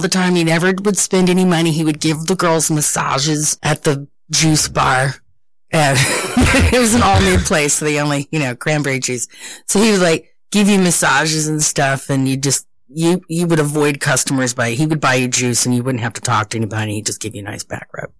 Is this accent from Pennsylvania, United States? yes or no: no; Southern California, United States; also born or lived in Arkansas; now in New York, United States; I was born in Arkansas, but I was raised behind the Orange Curtain